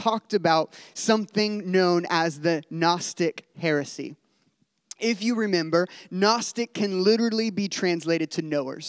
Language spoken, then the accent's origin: English; Midwest, United States; I'm a Midwesterner